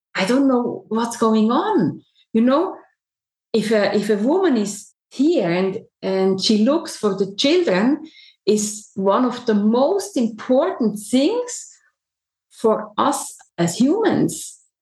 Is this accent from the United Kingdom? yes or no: no; Switzerland; I'm a, a, typical Swiss woman. I'm born here and I lived my whole life in Switzerland